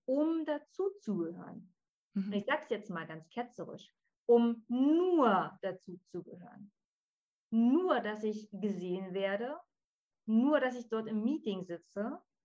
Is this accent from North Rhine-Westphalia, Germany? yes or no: no; Berlin, Germany; ich komme aus Berlin.